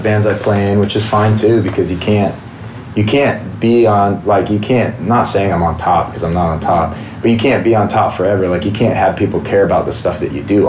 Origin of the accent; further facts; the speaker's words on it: Washington, United States; I grew up in Washington